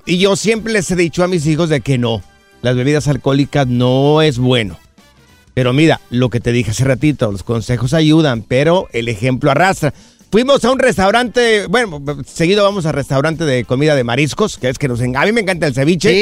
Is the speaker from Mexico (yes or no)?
yes; Jalisco, Mexico; cuando yo estaba pequeño allá en mi rancho, en Miraplanes, en Jalisco